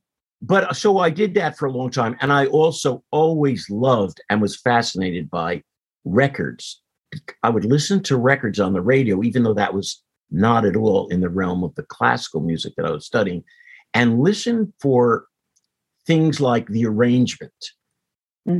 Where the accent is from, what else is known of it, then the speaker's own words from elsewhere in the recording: Teaneck, New Jersey, United States; growing up in Teaneck